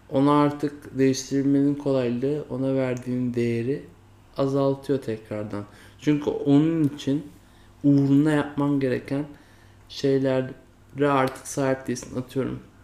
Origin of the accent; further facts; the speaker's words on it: Turkey; first language Turkish; kendimin Türk olduğunu, işte Türkiye toplumunda doğduğumu, ana dilimin Türkçe olduğunu